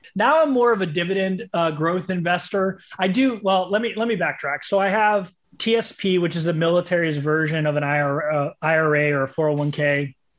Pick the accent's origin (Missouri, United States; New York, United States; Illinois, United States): Missouri, United States; St. Louis; I was from Saint Louis